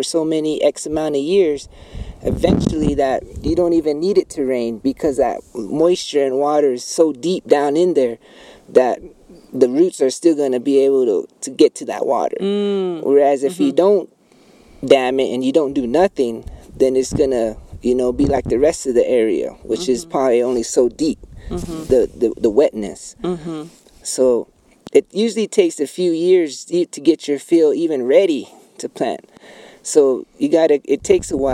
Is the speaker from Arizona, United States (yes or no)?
yes; Bacavi, Arizona, United States; I'm from Bacovi, Arizona. Hopi. Third Mesa